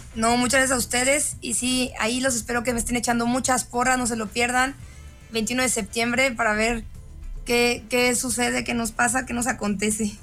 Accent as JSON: {"language": "Spanish", "region": "Guanajuato", "country": "Mexico", "tie": "born or raised there", "said": "Yo literal vivía ahí de los cero a los 15 años."}